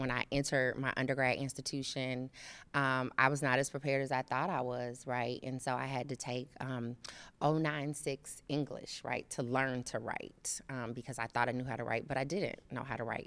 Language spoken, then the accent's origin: English; Chicago, Illinois, United States; also born or lived in Phoenix area, Arizona; now in Cincinnati, United States; I'm originally from Chicago